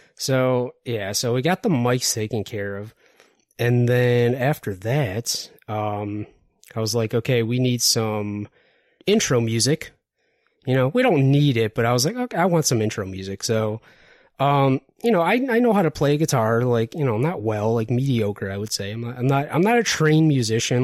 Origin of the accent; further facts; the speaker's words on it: Detroit, Michigan, United States; I'm originally from Detroit